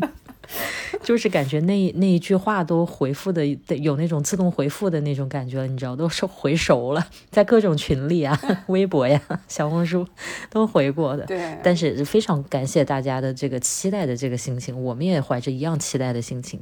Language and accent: Chinese; Wuhan, Hubei, China; moved away as an adult; 我在武汉生活了二十多年